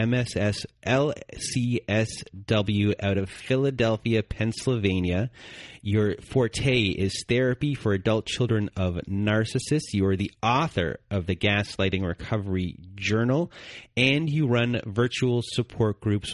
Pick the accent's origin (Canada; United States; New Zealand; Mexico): Canada; I'm Canadian